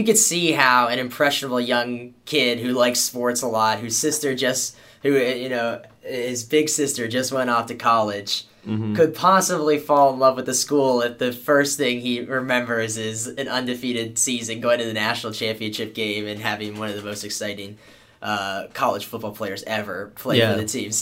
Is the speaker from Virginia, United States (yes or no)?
yes; Herndon, Virginia, United States; moved away as an adult; also born or lived in Blacksburg, Virginia; now in Pensacola, United States; I'm from Herndon